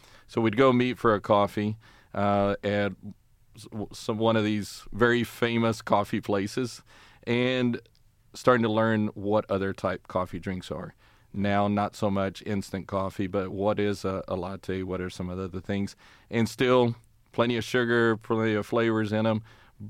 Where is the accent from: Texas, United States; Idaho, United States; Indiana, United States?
Texas, United States; Plainview; The name of the town, I wouldn't even say city, the town is called Plainview.